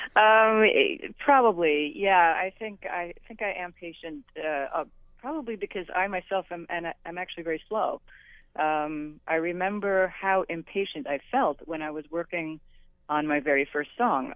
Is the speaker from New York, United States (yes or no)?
yes; New York City, New York, United States; as a young girl growing up in New York City